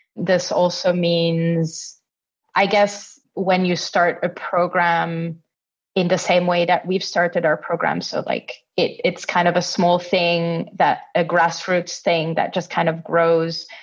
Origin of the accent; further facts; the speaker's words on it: Italy; also born or lived in Austria; now in Berlin, Germany; I'm originally from Italy